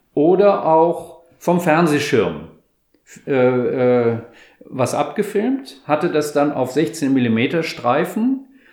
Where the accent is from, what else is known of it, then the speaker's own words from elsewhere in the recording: Rhineland, Germany; moved away as an adult; also born or lived in Stuttgart; ich komme eher aus, also aus dem Rheinland